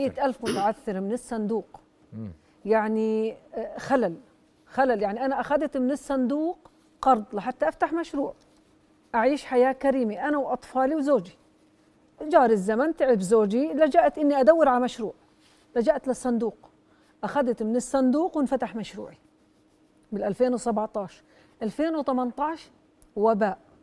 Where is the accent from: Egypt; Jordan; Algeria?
Jordan; انا كمتعثره اردنيه